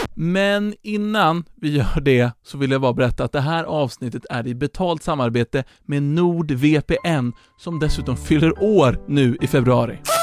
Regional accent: Sweden; jag kommer från typ, alltså Järna, Nyköping.

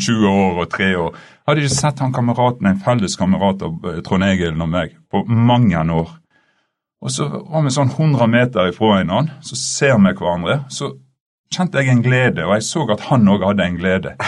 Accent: Stanghelle, Vestland, Norway; moved away; jeg er alltid fra Stanghelle

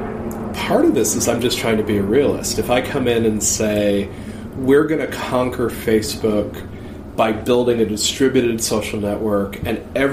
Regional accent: United States; I'm an American

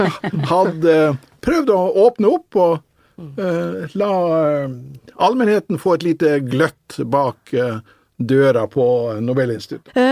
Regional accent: Northern Norway, Norway; jeg er jo nordlending

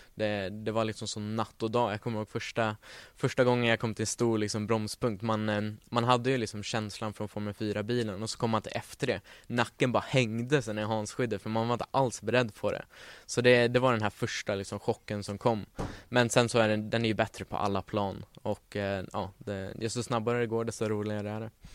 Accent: Stockholm, Stockholm County, Sweden; född och uppvuxen här i Stockholm

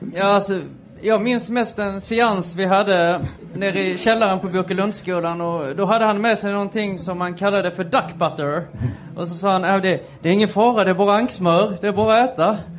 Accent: western Blekinge, Sweden; Jag är ju från eh, Västblekinge

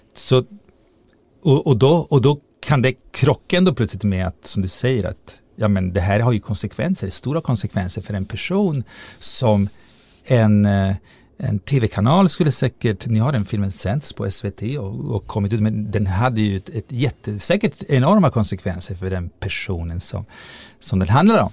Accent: Italy; moved away as an adult; now in Sweden; i Italien där jag växte upp

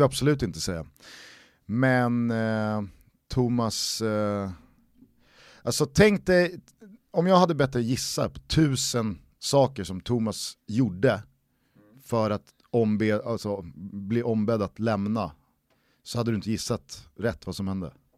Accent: Sweden; man som svensk fotbollssupporter

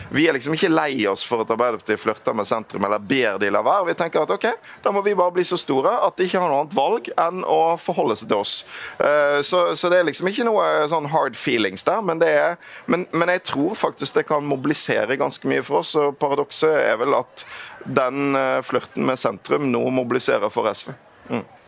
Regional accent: Western Norway, Norway; jeg er jo fra Vestlandet

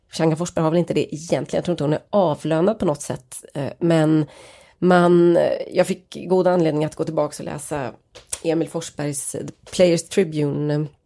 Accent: Norrland, Sweden; och att han skriver då att jag kommer från norra Sverige, där vi till och med ännu mer reserverade

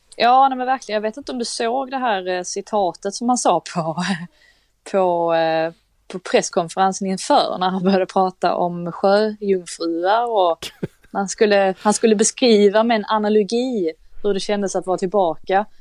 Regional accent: Sweden

